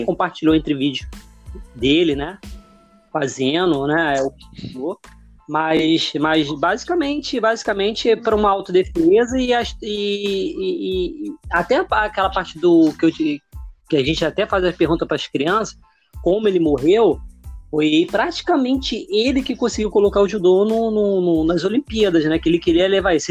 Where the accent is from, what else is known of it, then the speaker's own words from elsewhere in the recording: Brazil; Eu sou brasileiro